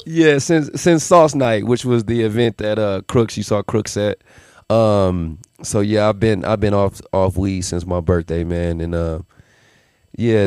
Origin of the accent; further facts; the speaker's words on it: Las Vegas, Nevada, United States; also born or lived in Milwaukee, Wisconsin; So born there, and then I moved here to Vegas when I was 11